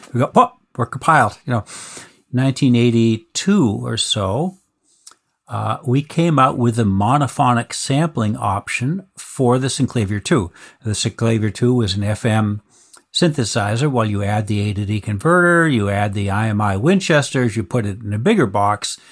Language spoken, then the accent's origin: English; Boston, Massachusetts, United States; I was born in Boston, actually